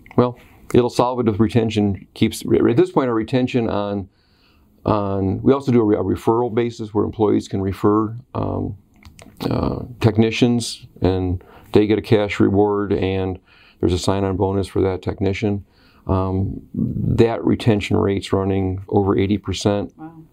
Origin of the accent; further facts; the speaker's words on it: Oswego, New York, United States; also born or lived in Western Pennsylvania; I grew up in Oswego